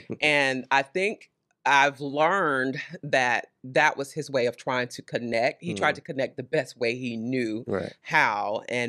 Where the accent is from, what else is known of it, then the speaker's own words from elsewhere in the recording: Conway, South Carolina, United States; now in Lexington, United States; Born and raised Lower South Carolina, a small town close to Myrtle Beach in the Conway area. Okay. So that's where I'm born and raised.